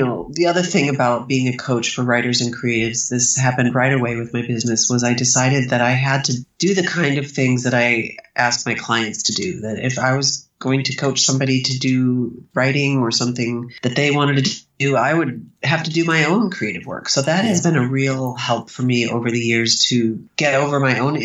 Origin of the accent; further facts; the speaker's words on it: Ohio, United States; I grew up in Ohio.